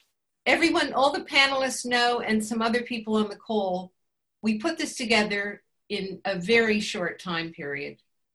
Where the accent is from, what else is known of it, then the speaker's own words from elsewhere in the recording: United States; now in Bath, United Kingdom; I feel this is something I grew up with in America. I'm a 59-year-old woman